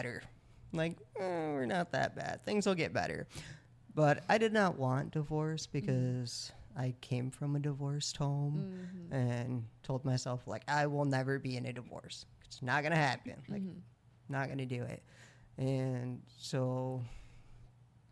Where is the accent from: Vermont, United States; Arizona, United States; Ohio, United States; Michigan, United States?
Michigan, United States; moved away as an adult; also born or lived in Mexico / Dallas, Texas; moving from Texas up here to Michigan, where I'm from